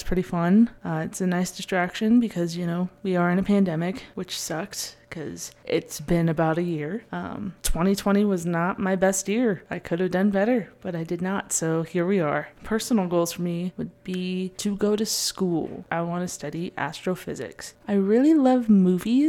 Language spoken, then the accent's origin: English; Portland, Oregon, United States; I grew up in Portland, Oregon, home of Voodoo Donuts